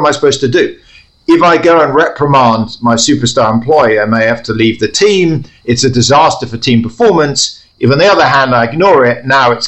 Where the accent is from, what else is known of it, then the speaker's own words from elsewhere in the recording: London, United Kingdom; moved away; I grew up in London